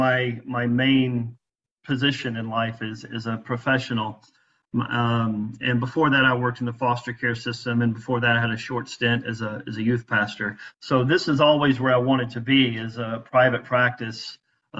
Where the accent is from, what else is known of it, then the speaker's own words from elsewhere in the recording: Byram, Mississippi, United States; now in St. Petersburg, United States; I grew up in Mississippi, right outside the capital, Jackson, Mississippi, in a small town called Byram